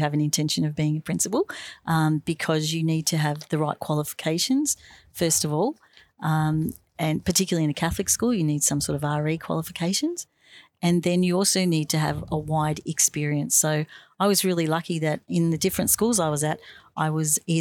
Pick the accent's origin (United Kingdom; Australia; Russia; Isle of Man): Australia; Bonbeach, Victoria; at home where I grew up in Bomb Beach. That's down near Frankston.